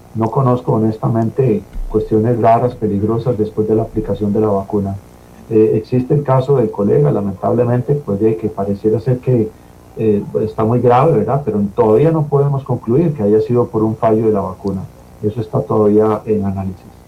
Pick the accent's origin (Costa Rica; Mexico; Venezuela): Costa Rica; como población costarricense